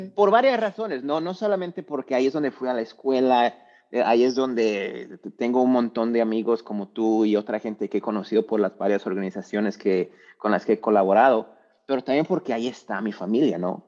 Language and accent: Spanish; Lagos de Moreno, Jalisco, Mexico; moved away; also born or lived in Orlando, Florida / Greensboro, North Carolina; Yo soy mexicano, nací en un pueblo mágico llamado Lagos de Moreno, Jalisco, en México.